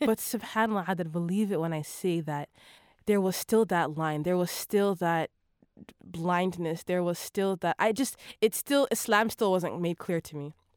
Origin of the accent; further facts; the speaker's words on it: Toronto, Ontario, Canada; also born or lived in Vancouver, BC; I grew up in Toronto